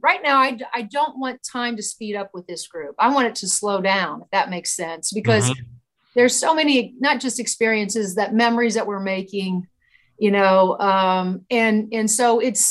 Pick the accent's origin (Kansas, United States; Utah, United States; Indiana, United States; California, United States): Indiana, United States; I grew up in Indiana